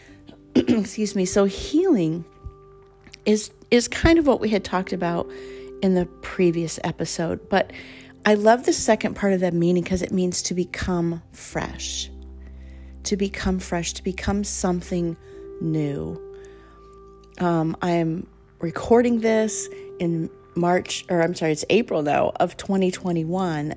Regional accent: Colorado, United States; I grew up in Colorado

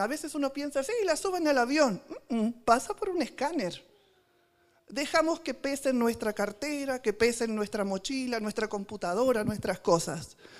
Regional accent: Argentina; en argentino

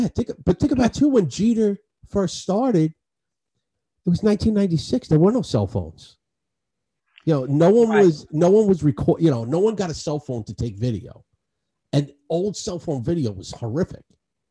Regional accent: Astoria, New York, United States; I grew up in Astoria.

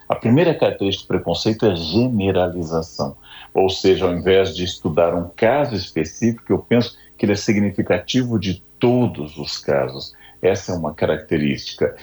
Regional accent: São Leopoldo, Rio Grande do Sul, Brazil; moved away; sou gaúcho, nasci em São Leopoldo, de origem alemã.

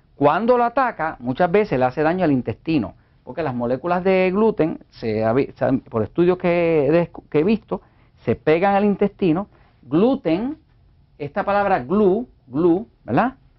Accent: Puerto Rico; yo, como puertorriqueño

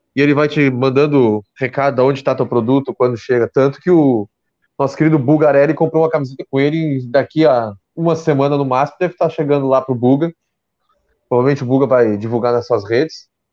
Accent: Pelotas, Rio Grande do Sul, Brazil; eu sou de Pelotas

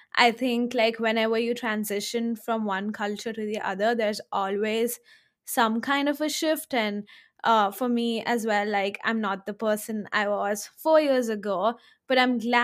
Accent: India; now in United States; I grew up in India, I grew up like in the same city

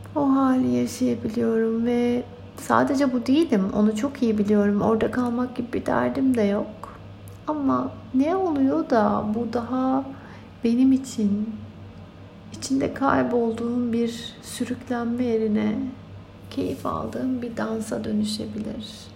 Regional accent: Turkey; moved away; Türkiye benim doğup büyüdüğüm yer

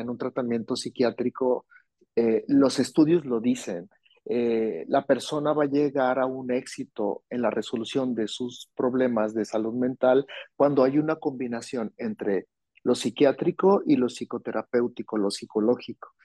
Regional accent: Hermosillo, Sonora, Mexico; yo soy de Sonora, yo soy de Hermosillo, Sonora

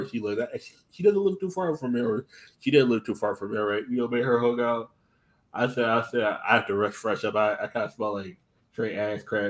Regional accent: Stamford, Connecticut, United States; my hometown, Stanford

